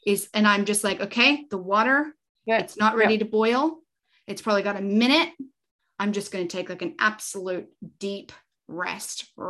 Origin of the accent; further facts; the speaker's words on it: Canada; now in Australia; I'm Canadian